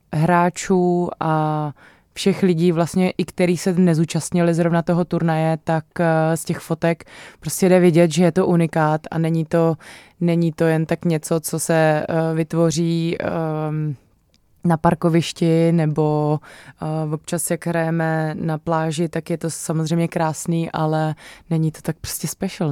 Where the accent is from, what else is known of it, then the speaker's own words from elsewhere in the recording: Ostrava, Moravian-Silesian Region, Czechia; já jakožto eh, rodačka z Ostravy